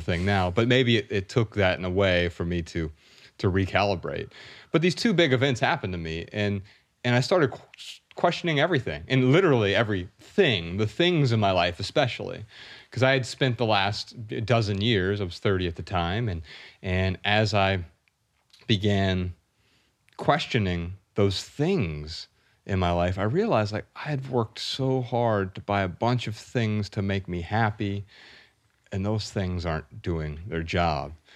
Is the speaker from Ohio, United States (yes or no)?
yes; Dayton, Ohio, United States; Ryan and I grew up really poor in Dayton, Ohio